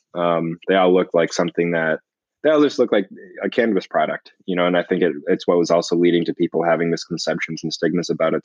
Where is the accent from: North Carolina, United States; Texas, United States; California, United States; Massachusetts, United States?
Massachusetts, United States; Boston; I grew up in the Boston area.